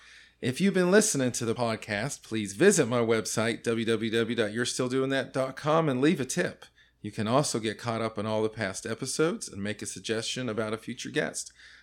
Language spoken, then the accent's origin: English; California, United States; now in North Carolina, United States; I was born in California, and we moved to North Carolina in 87.